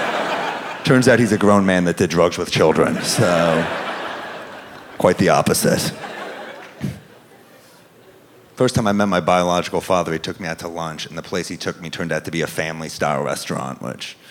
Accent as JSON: {"language": "English", "region": "New York", "country": "United States", "said": "I'm a New Yorker"}